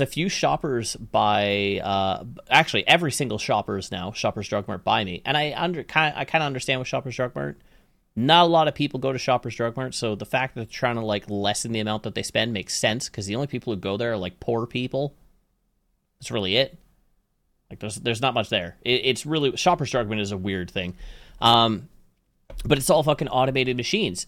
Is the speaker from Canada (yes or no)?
yes; Canada; I'm Canadian